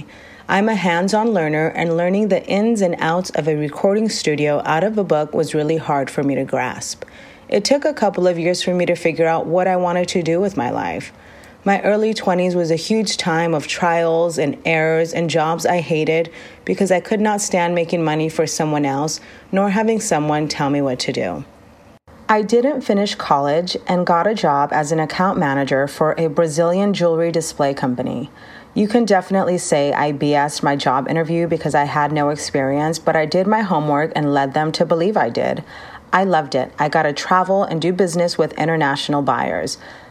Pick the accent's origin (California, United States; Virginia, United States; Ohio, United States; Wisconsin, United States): California, United States; Rosemead; I was born in Los Angeles, California. I am of Latin descent. My father is from Puerto Rico and my mother is from El Salvador.